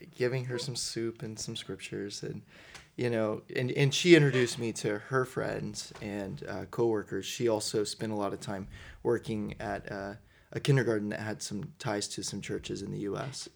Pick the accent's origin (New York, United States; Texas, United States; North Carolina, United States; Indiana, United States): Indiana, United States; Southern; also born or lived in Louisville, Kentucky; originally, uh, grew up in, in southern Indiana